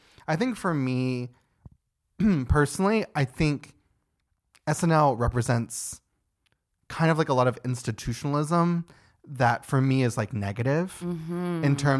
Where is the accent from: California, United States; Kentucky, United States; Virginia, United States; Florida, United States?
Kentucky, United States